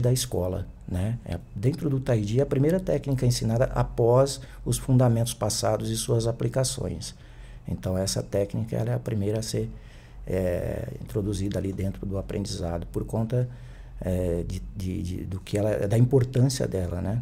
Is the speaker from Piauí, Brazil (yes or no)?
yes; Picos, Piauí, Brazil; moved away as an adult; now in São Paulo, Brazil; a minha terra natal, né, o Piauí